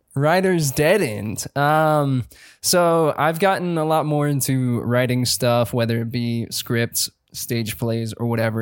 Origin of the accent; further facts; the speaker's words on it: South Carolina, United States; from South Carolina.